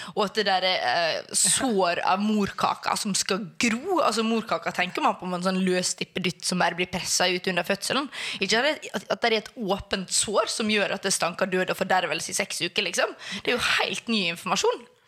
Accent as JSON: {"language": "Norwegian", "area": "Sunnmøre", "region": "Møre og Romsdal", "country": "Norway", "moved": "yes", "lives_now": "Oslo, Norway", "said": "Jeg er sunnmøring."}